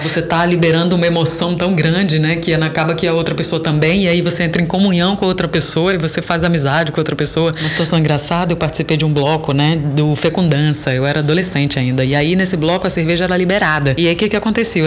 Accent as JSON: {"language": "Portuguese", "town": "Salvador", "region": "Bahia", "country": "Brazil", "moved": "as an adult", "lives_now": "Rio de Janeiro, Brazil", "said": "eu sou baiana, mais precisamente de Salvador, sou teropolitana."}